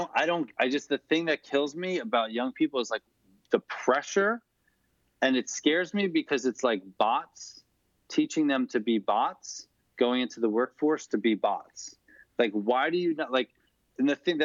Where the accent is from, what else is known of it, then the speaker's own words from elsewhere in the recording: Long Island, New York, United States; I'm from Long Island.